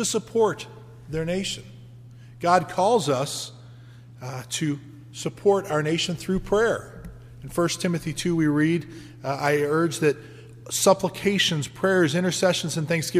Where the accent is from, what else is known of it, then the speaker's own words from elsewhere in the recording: United States; being an American